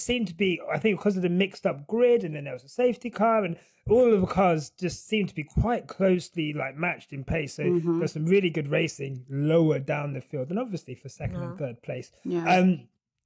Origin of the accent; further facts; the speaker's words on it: United Kingdom; I am British